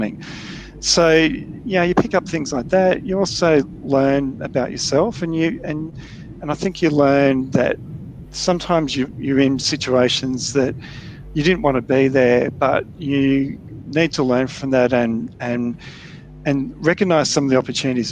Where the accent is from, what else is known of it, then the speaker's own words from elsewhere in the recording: Newcastle, New South Wales, Australia; moved away as an adult; also born or lived in Melbourne; I grew up in Newcastle in New South Wales